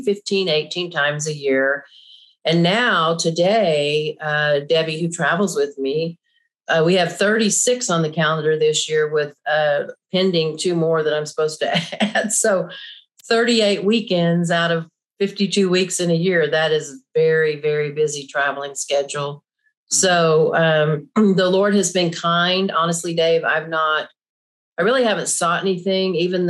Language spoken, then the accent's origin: English; Oklahoma, United States; I grew up here in Oklahoma